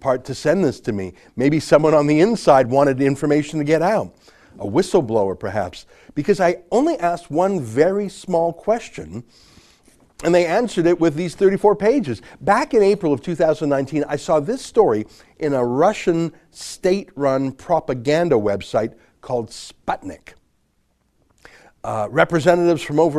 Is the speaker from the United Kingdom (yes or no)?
no; Canada; I'm a Canadian journalist and author